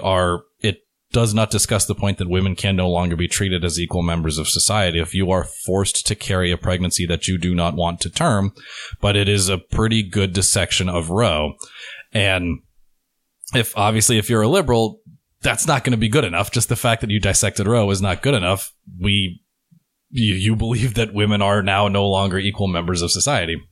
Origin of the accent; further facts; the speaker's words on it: Pennsylvania, United States; moved away; I'm originally from Pennsylvania